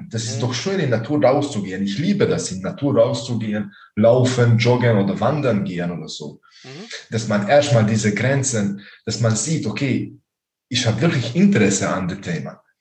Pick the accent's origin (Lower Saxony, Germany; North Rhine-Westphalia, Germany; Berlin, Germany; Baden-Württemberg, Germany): Baden-Württemberg, Germany; ich bin äh, von Nähe von Ravensburg.